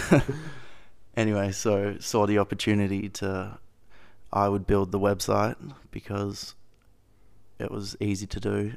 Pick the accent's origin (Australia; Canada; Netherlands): Australia; Perth, Western Australia; I grew up in Perth, Western Australia, in little suburb called Claremont by the river.